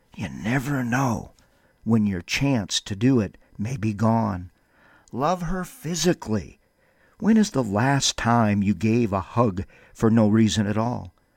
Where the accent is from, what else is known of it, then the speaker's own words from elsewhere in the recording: Windom, Minnesota, United States; now in Albuquerque, United States; Wyndham for a revival, my hometown that I love so much